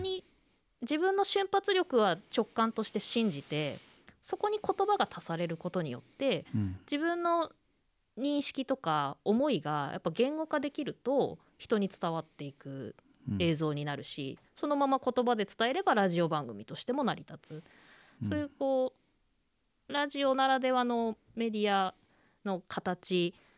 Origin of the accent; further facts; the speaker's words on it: Koriyama, Fukushima, Japan; moved away as an adult; also born or lived in Akita / Tokyo; 郡山ですそうですまあ割と都市部だった